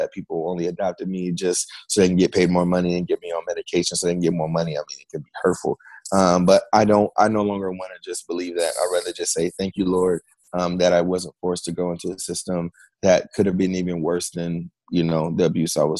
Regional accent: Fairfield, California, United States; I was born and raised in Fairfield, California

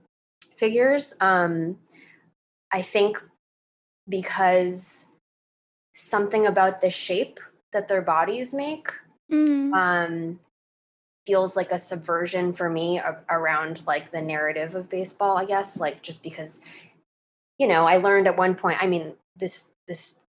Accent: United States; I'm Chinese American

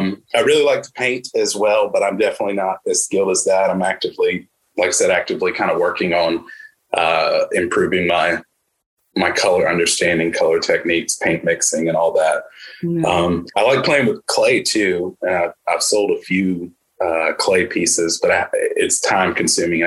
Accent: Birmingham, Alabama, United States; I'm from Birmingham, Alabama.

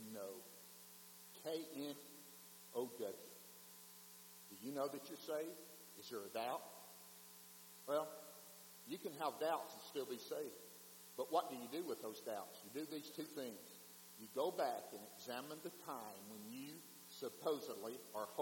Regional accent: Wheeler, Mississippi, United States; I was driving home from Blue Mountain to Wheeler, Mississippi

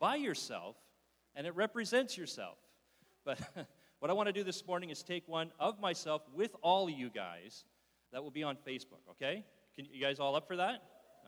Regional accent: Wallaceburg, Ontario, Canada; also born or lived in North Bay, Ontario / Sudbury, Ontario; now in Barrie, Canada; I was originally born and raised in Wallaceburg, Ontario

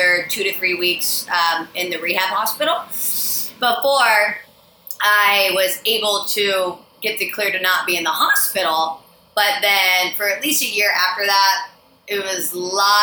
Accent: Iowa, United States; now in Austin, United States; I hail from Iowa, small little town in Iowa

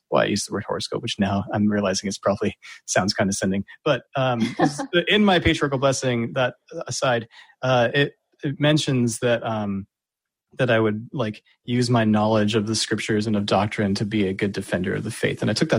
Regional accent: Virginia, United States; In Virginia, near DC.

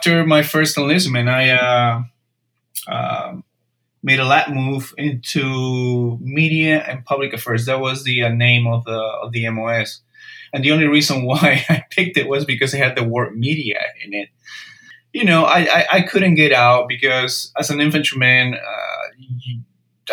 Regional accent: Peru; moved away as an adult; now in United States; I'm originally from Peru, so in a way I'm an immigrant.

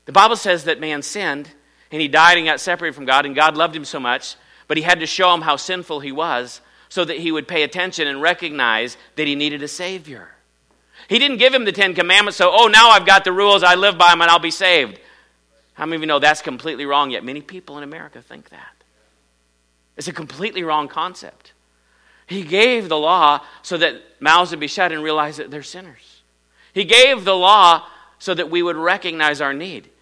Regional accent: Iowa, United States; I'm from Iowa

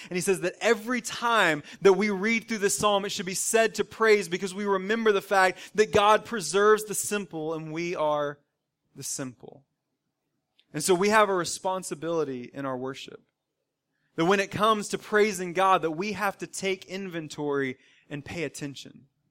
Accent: the South, United States; growing up in the South for me, and now all of us living in the South, living in the southeastern part of our country

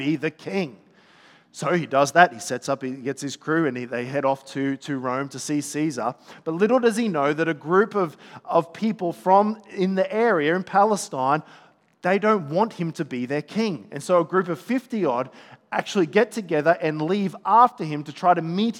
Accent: Gold Coast, Queensland, Australia; I'm from the Gold Coast

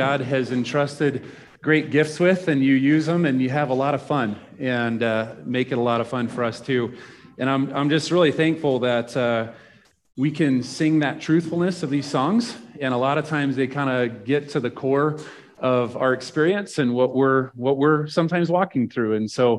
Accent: Nebraska, United States; Like I'm from Nebraska.

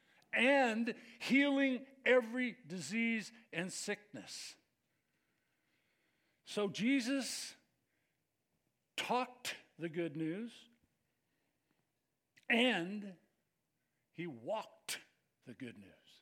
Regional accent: United States; we're from America

